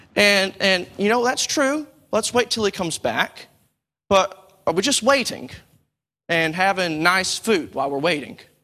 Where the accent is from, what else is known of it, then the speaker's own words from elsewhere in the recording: Texas, United States; now in United Kingdom; I'm from the States